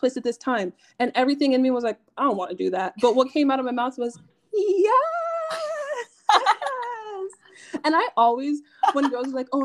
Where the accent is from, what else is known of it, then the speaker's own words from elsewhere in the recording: Nigeria; I'm Nigerian.